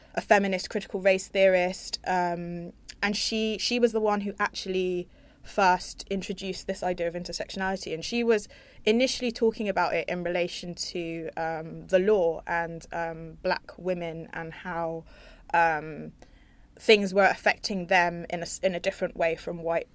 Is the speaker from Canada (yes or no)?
no; London, United Kingdom; I'm from North London